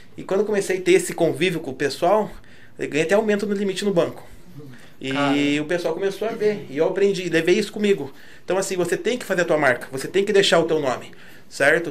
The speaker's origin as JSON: {"language": "Portuguese", "town": "Curitiba", "region": "Paraná", "country": "Brazil", "tie": "born or raised there", "said": "Nasci em Curitiba mesmo"}